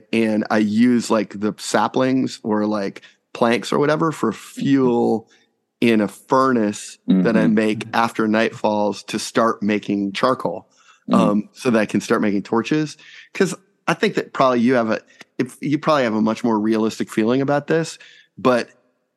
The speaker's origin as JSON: {"language": "English", "town": "Houston", "region": "Texas", "country": "United States", "tie": "born or raised there", "said": "we both had spent some time growing up in Houston"}